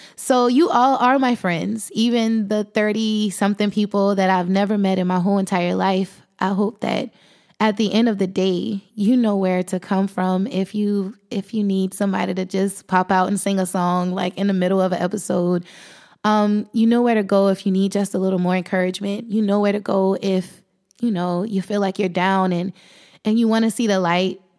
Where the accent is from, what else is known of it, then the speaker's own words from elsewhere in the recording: South Carolina, United States; I'm thirty-one years old, and I am from South Carolina